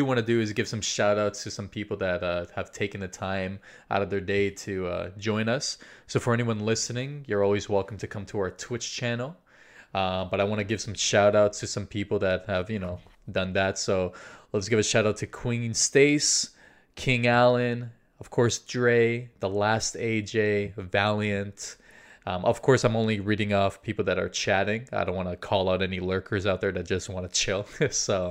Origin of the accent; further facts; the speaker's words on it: Brazil; also born or lived in Chile; I'm South American, right? So I'm Brazilian